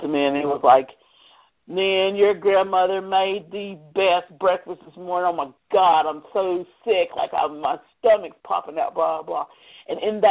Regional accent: the South, United States; Growing up in the South, very prejudiced environment

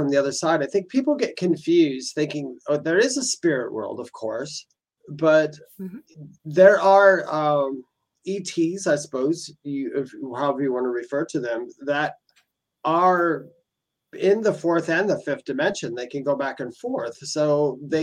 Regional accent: Milwaukee, Wisconsin, United States; also born or lived in New Berlin, Wisconsin; And I'm from Wisconsin. I was born and raised in Wisconsin

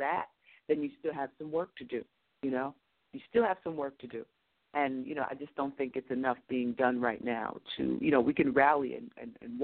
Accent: United States; I'm an American and African-American female

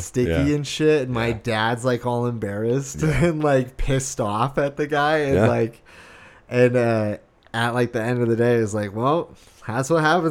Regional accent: Arizona, United States; I grew up in Arizona

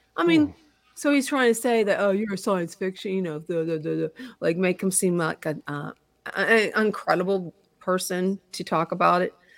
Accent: Pittsburgh, Pennsylvania, United States; we are from Pittsburgh

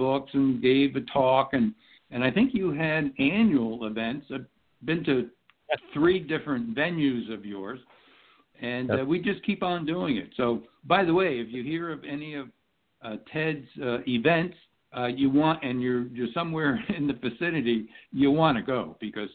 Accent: United States; also born or lived in New Jersey / New York; now in Nevada, United States; we're all originally from New Jersey and New York, I now live in Nevada

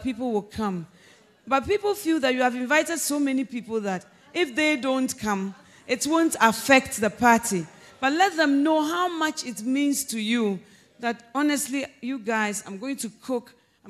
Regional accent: Ghana; I'm Ghanaian

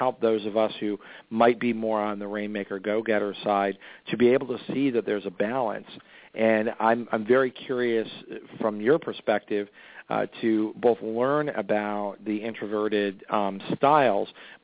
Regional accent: New York, United States; as a New Yorker

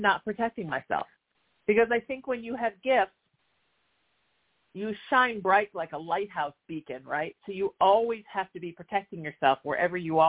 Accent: Surf City, United States; I grew up in Surf City, spent my life in the water

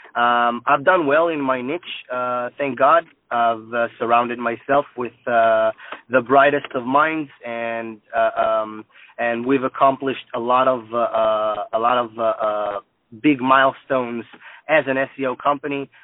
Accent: Israel; moved away; also born or lived in United States; I'm actually from Israel

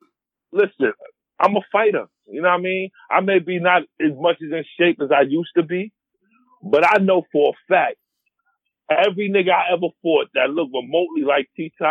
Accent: New York City, New York, United States; I'm from Harlem

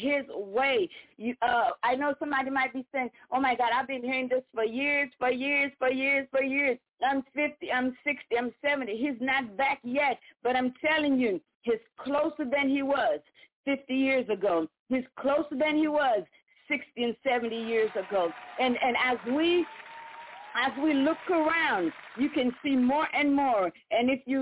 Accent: U.S. Virgin Islands; also born or lived in Saint Lucia (parents); I am from the Caribbean. Amen. My parents are St. Lucian. I was born in Virgin Island on the island of St. Croix

